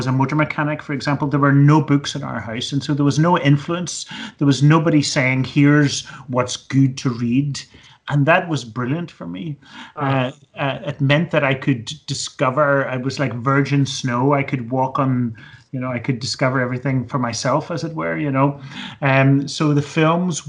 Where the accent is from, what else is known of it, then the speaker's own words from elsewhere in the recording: Belfast, Northern Ireland, United Kingdom; now in Edinburgh, United Kingdom; I grew up in Belfast in Northern Ireland in the 1970s